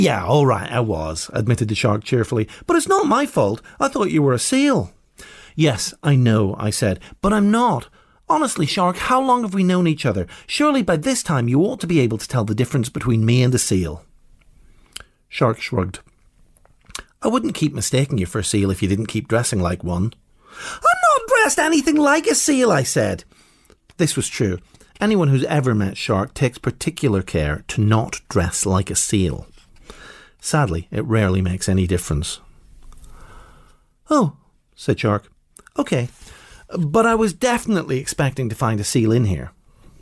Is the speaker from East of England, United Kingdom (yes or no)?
no; Northern Ireland, United Kingdom; growing up in Northern Ireland